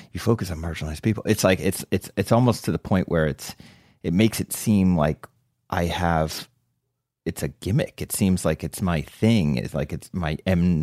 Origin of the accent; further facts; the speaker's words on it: New Jersey, United States; also born or lived in Summit, New Jersey / Short Hills, New Jersey / Somerset County, New Jersey; I grew up next door in Short Hills, New Jersey, up until fourth grade. And then we moved out to a rural area, Somerset County